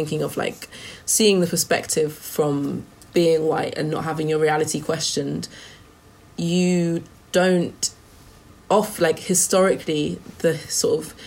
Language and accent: English; United Kingdom; as British people of colour in the modern day